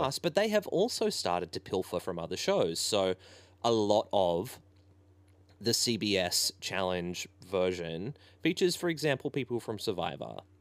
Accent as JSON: {"language": "English", "town": "Ballina", "region": "New South Wales", "country": "Australia", "tie": "born or raised there", "said": "I grew up in Ballina"}